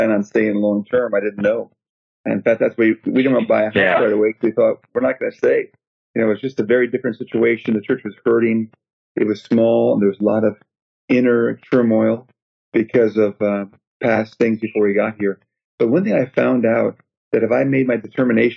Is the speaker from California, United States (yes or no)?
no; outside Chicago, Illinois, United States; now in Bowie, Maryland, United States; I was raised outside Chicago